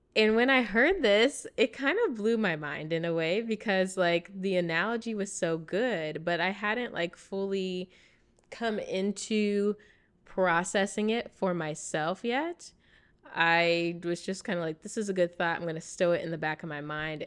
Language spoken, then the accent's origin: English; United States; accent: American English; first language English; I speak American English because I grew up here in America.